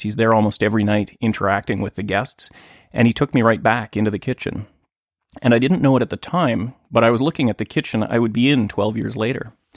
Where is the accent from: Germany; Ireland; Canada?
Canada; Thunder Bay, Ontario; moved away as an adult; now in Vancouver, Canada; in my hometown of Thunder Bay